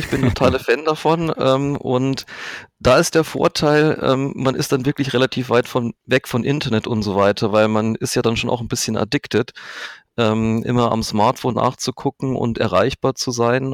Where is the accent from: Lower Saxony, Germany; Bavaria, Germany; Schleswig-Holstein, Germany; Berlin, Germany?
Bavaria, Germany; Manching; now in Augsburg, Germany; Ich komme aus Manching, das ist in der Nähe von Ingolstadt